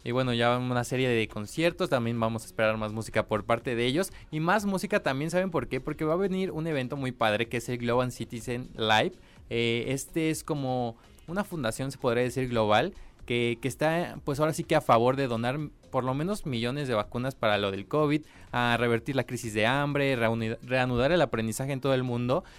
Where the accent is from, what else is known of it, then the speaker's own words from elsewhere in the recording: Mexico; soy mexicano